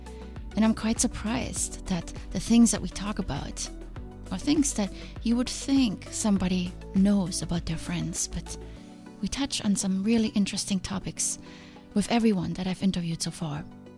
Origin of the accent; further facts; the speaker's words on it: Germany; now in United States; I came from Germany.